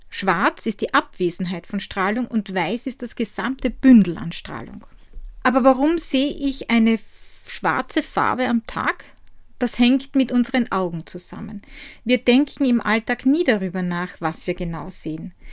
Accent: Styria, Austria; von die Handwerkstätte aus meiner Heimat in der grünen Steiermark.

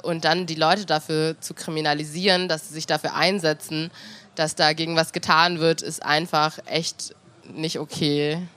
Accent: Hanover, Lower Saxony, Germany; wenn ich aus Hannover beantworte

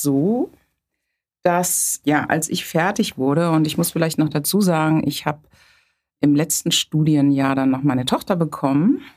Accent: later near Bonn, North Rhine-Westphalia, Germany; moved away as an adult; now in Hamburg, Germany; Also aufgewachsen bin ich auf dem Land. Dort habe ich die gesamte Kindheit verbracht, rechtsrheinisch sozusagen, zusammen mit meiner älteren Schwester. Und in der Pubertät sind wir dann etwas städtischer umgezogen, das heißt in die Nähe von Bonn

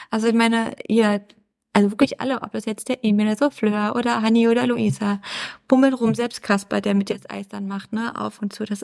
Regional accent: East Germany, Germany; born there; ich meine, ich bin im Osten geboren, aber ich habe davon ja nichts erlebt. So stelle ich mir dann Ostdeutschland vor.

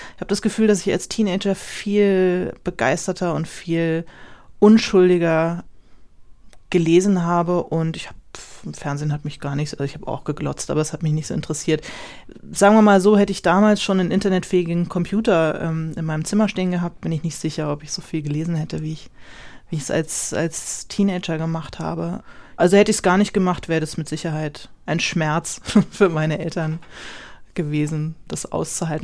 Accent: Rheingau, Hesse, Germany; moved away as an adult; now in Berlin, Germany; ich bin im Rheingau aufgewachsen, bin dann zum Studieren nach Berlin gezogen

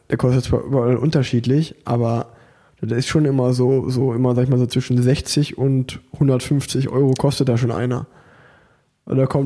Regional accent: Unna, North Rhine-Westphalia, Germany; ich komme aus Unna

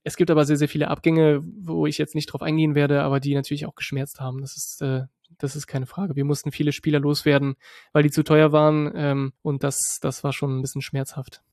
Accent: Berlin, Germany; also born or lived in France; ursprünglich aus Frankreich, in Berlin dann äh, groß geworden als, als Franzose

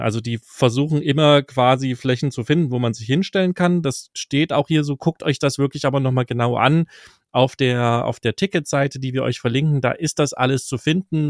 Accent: East Germany, Germany; für mich als Ostdeutscher äh, ganz spannend, weil ich noch ein bisschen Russisch spreche

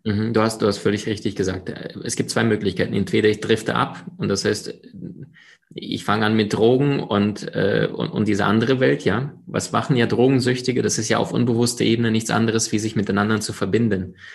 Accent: Crimea, Ukraine; also born or lived in Siberia; now in Germany; geboren in Sibirien, aufgewachsen äh, auf der Halbinsel Krim am Schwarzen Meer

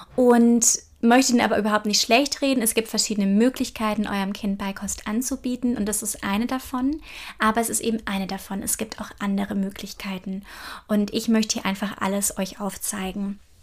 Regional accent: Germany; hier bei uns in Deutschland

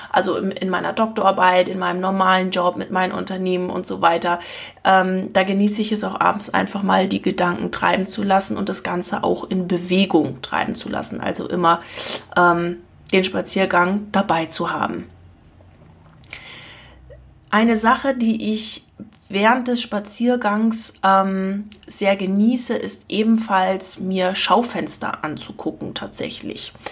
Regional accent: Lower Saxony, Germany; Ich komme ja aus Ostfriesland und ich habe das schon früher als Jugendliche gehasst wie die Pest, dass nirgends wo irgendwas los war.

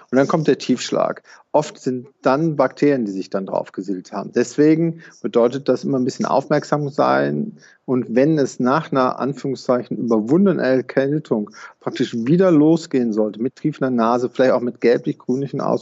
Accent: Rhineland, Germany; born there; Also da würde ich als äh, Rheinländer oder gebürtiger Rheinländer sagen, jeder Jeck ist anders.

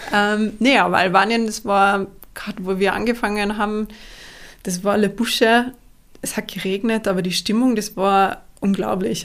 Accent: Ried im Oberinntal, Tyrol, Austria; also born or lived in Innsbruck; Ich komme aus Innsbruck, Österreich. Bin aufgewachsen in einem kleinen Dorf namens Ried. Ried im Oberinntal

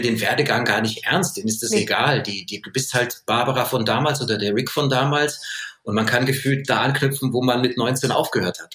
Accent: Munich, Bavaria, Germany; ich als Kind ja, bei uns wurden ja so viele Sprachen gesprochen und Armenisch gesprochen, Rumänisch gesprochen, Französisch, Englisch, Deutsch und dann heute halt, äh, das, was man bei uns in München so hört

